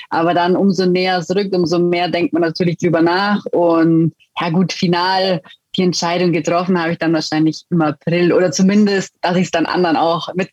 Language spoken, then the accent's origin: German; Füssen, Bavaria, Germany; ich komme ursprünglich aus Füssen und letztendlich war es dann auch so, dass ähm, ja, meine Familie, mein Papa, mein Bruder haben beide Eishockey gespielt